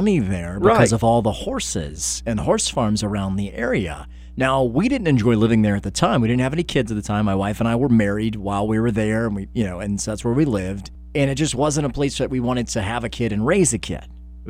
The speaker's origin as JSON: {"language": "English", "town": "Stone Mountain", "region": "Georgia", "country": "United States", "tie": "born or raised there", "said": "I where I grew up in Stone Mountain, Georgia."}